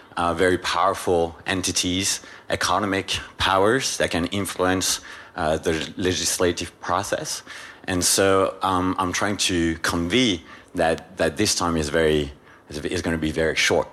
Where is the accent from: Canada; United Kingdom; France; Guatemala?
France; English is a second language; my colleague and I, we're from France